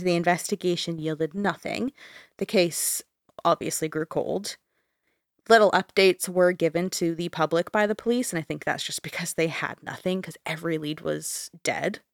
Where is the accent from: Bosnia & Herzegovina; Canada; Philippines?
Canada; we're both Canadian